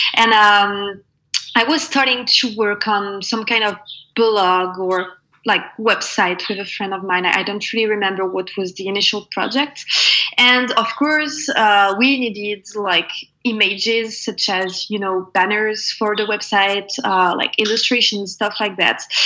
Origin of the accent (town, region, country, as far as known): Normandy, France; born or raised there; also born or lived in Paris